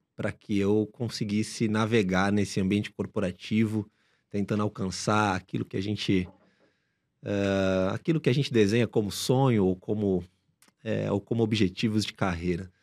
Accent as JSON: {"language": "Portuguese", "region": "São Paulo", "country": "Brazil", "tie": "born or raised there", "said": "Nasci em São Paulo, continuo morando aqui na cidade, nasci na zona leste de São Paulo, num bairro chamado Cidade Patriarca, onde toda a minha família boa parte da, da minha família ainda vive lá"}